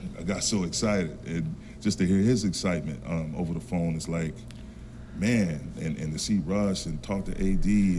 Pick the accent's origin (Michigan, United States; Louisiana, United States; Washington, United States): Michigan, United States; Saginaw; I grew up in Saginaw, Michigan.